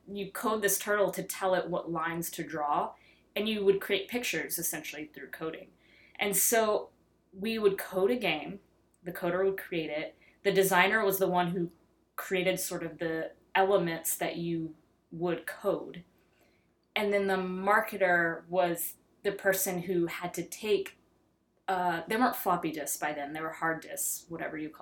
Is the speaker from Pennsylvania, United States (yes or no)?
no; Texarkana, Texas, United States; growing up in Texarkana, Texas